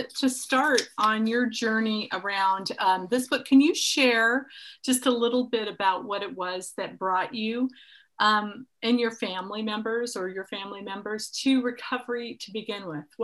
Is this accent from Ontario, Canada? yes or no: yes; Ottawa, Ontario, Canada; moved away as an adult; also born or lived in Japan / Mexico / Cambodia / Russia; now in United States; I'm originally from Canada, Ottawa.